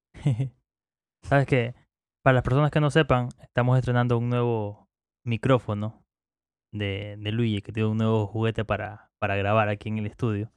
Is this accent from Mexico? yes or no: no; Manta, Manabí, Ecuador; las personas que somos acá de Manta